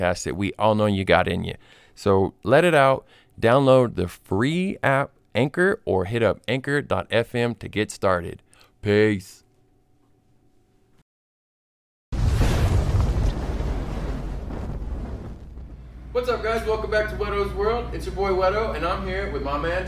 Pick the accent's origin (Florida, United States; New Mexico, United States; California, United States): New Mexico, United States; Clovis; now in Las Cruces, United States; That's how I grew up in Clovis like that. I was raised with my grandparents